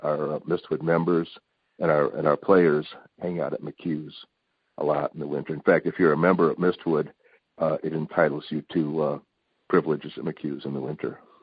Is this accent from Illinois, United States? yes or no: yes; Palos Heights, Illinois, United States; also born or lived in Downers Grove, Illinois; I live in Downers Grove. I grew up in Palos.